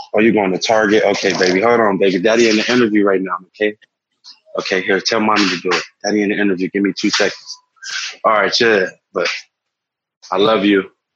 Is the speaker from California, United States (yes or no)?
yes; Los Angeles, California, United States; growing up in Los Angeles, I spent a large portion of my life down on Skid Row